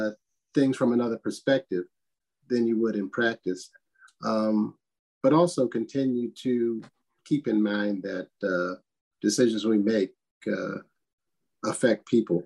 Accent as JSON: {"language": "English", "town": "Washington", "region": "District of Columbia", "country": "United States", "tie": "born or raised there", "said": "Yeah, I am a native Washingtonian. Not many of us are around here, but born and raised in this area."}